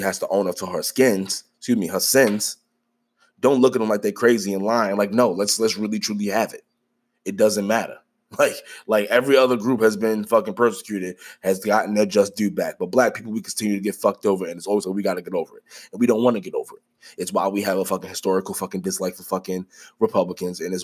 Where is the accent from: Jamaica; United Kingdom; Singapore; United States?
United States; I am Black. I am American.